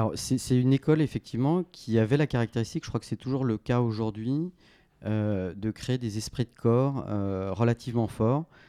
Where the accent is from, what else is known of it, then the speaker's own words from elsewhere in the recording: Paris, Île-de-France, France; j'ai fait toute ma scolarité euh, donc à Franklin, comme on l'appelle, hein, Saint-Louis de Gonzague